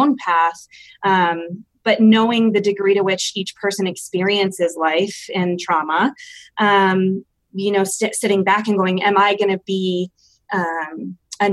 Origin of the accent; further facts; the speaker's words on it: Michigan, United States; moved away as an adult; now in Denver, United States; I am originally from Michigan and moved out here a couple of years ago to go to grad school.